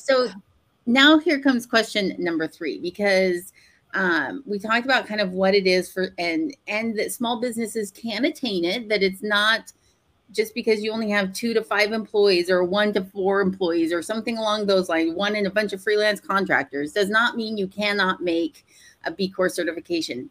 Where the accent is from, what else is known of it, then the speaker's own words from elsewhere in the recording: Portland, Oregon, United States; moved away; I grew up in Portland